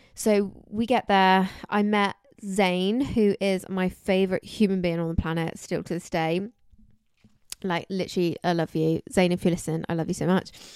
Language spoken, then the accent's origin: English; Somerset, South West England, United Kingdom; I'm from, um, Somerset